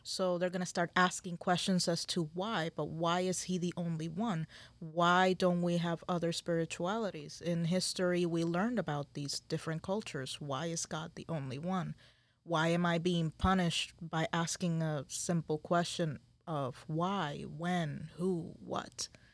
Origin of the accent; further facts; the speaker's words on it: San Juan, Puerto Rico; moved away; I am from Puerto Rico, Boriquén, Isla del Encanto